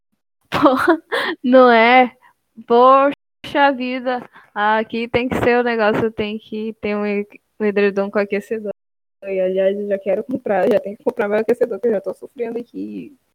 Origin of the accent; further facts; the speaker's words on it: Amapá, Brazil; moved away as an adult; now in Santa Catarina, Brazil; eu sou da Amapá